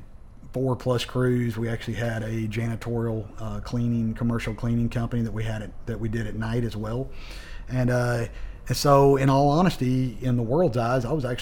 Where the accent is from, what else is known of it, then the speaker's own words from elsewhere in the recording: Waco, Texas, United States; we were growing up in Waco, Texas.